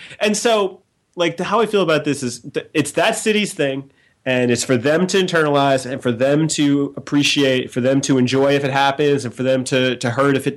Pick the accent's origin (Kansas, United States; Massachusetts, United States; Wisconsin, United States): Massachusetts, United States; Boston; I grew up in Boston